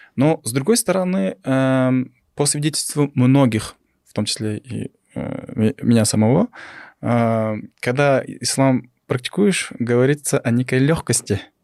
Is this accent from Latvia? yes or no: no; Kyrgyzstan; мы, Кыргыздарбыз, мы в этой жили, у нас там своей, своя богатая философия